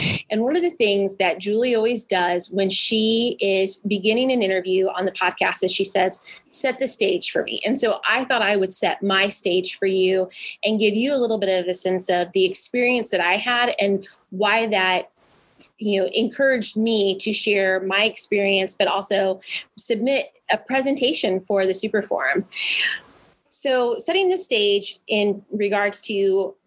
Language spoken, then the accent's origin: English; Midwest, United States; also born or lived in Indianapolis; I grew up in the Midwest and had been living in Indianapolis